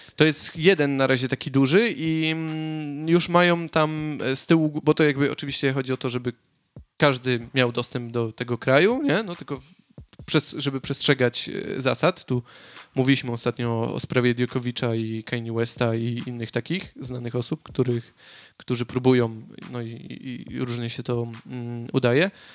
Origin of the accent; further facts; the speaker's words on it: Katowice, Silesian Voivodeship, Poland; moved away as an adult; now in Sydney, Australia; ja jestem z, Katowi z Katowic